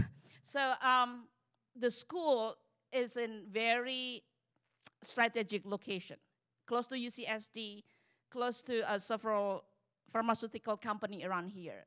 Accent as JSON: {"language": "English", "country": "Indonesia", "also_born_or_lived": "Texas", "moved": "yes"}